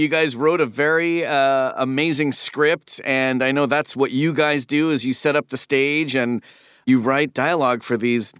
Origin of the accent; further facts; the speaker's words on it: Toronto, Ontario, Canada; I was already surrounded by accents at the table growing up in Toronto, Ontario, Canada.